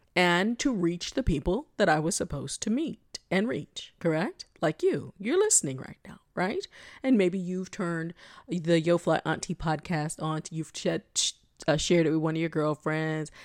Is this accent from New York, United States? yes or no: no; South Florida, United States; I'm from South Florida